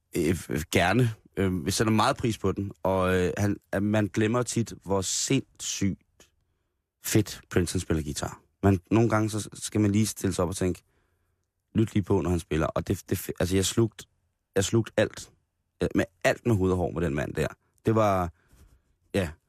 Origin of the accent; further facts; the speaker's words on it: Roskilde, Zealand, Denmark; som Roskilde-dreng